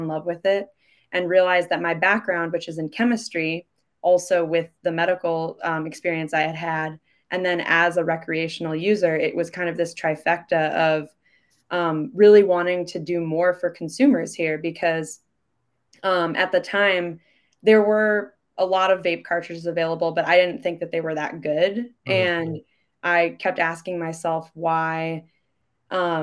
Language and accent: English; Midwest, United States; moved away as an adult; also born or lived in Chicago; now in Seattle, United States; I'm from the Midwest